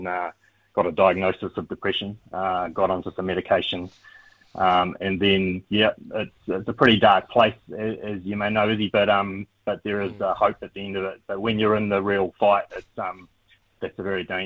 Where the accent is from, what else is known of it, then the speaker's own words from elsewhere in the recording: Christchurch, Canterbury, New Zealand; I grew up in Christchurch, Ōtautahi